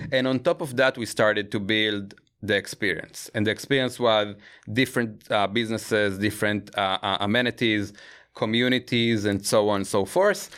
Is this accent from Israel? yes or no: yes; Israel; I grew up in Israel